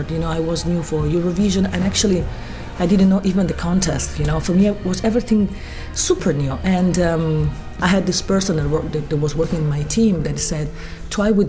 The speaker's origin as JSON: {"language": "English", "country": "San Marino", "said": "from San Marino."}